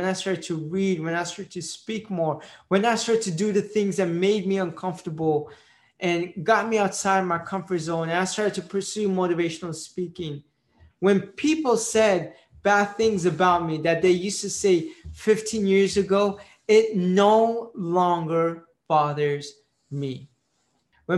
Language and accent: English; United States; first language Marathi; English is a second language; I was born in the United States, so I'm an Indian Pakistani Jew